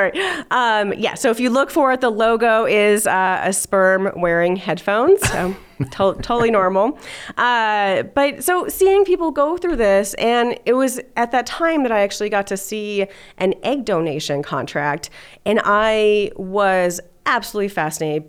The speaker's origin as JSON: {"language": "English", "town": "Los Alamos", "region": "New Mexico", "country": "United States", "tie": "born or raised there", "also_born_or_lived": "California", "moved": "yes", "lives_now": "Denver, United States", "said": "I grew up in Los Alamos, New Mexico"}